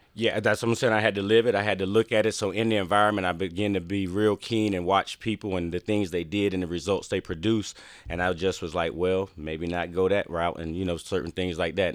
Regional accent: Wallace, North Carolina, United States; I grew up in Wallace, North Carolina, Eastern North Carolina. It's like a farm town

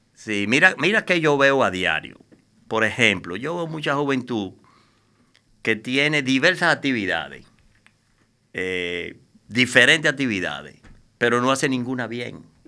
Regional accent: Dominican Republic; yo soy un ciudadano dominicano, eh, común y corriente, nacido en esta isla de 48

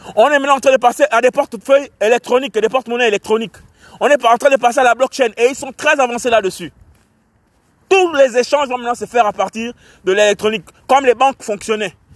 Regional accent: Port-Gentil, Ogooué-Maritime, Gabon; je suis de Port-Gentil, je suis un Port-Gentil

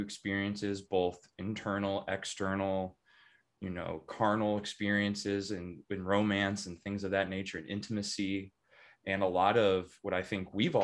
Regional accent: Chicago suburbs, Illinois, United States; now in Denver, United States; I grew up in the Chicago suburbs

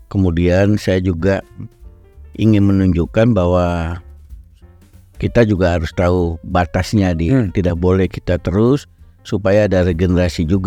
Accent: North Sumatra, Indonesia; saya minta izin pada Bu Mega pulang kampung dari Sumatera Utara

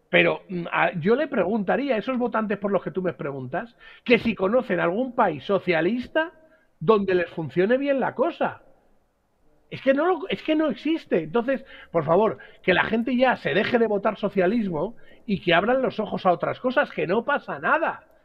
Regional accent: Spain; en algún momento o en algún periodo puede ser motivo de acomplejar a uno como español.

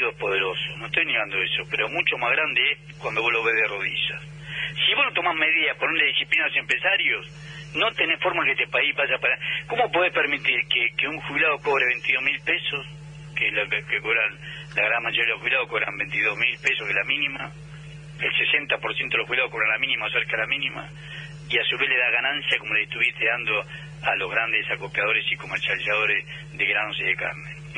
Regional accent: Argentina

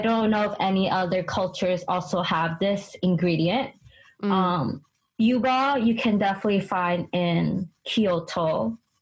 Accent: United States; also born or lived in Japan; I'm Chinese American, so I yeah. grew up with a lot of mm. Asian vegetables

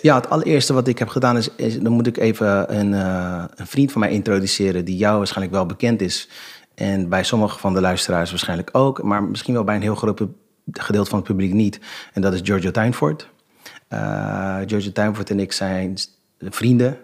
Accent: Rotterdam, South Holland, Netherlands; ik ben geboren en getogen in Rotterdam

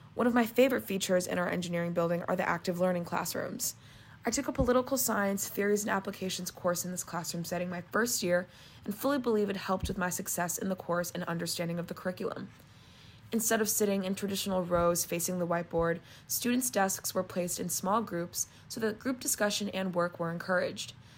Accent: Chicago, Illinois, United States; moved away as an adult; now in Rhode Island, United States; I'm originally from Chicago, Illinois

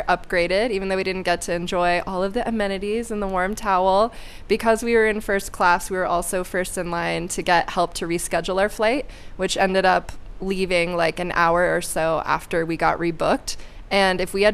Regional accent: Florida, United States; my home state.

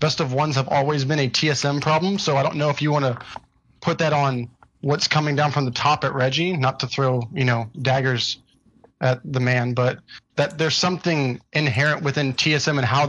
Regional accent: Houston, Texas, United States; I'm from Houston, Texas

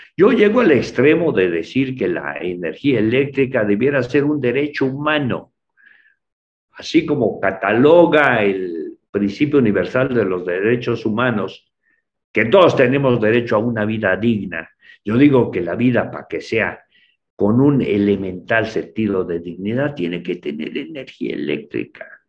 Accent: Mexico; las cosas de nuestro país como mexicanos

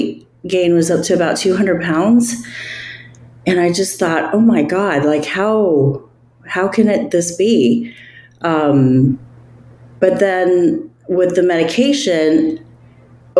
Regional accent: United States; also born or lived in Northern California; coming from an Asian family, I'm Chinese American

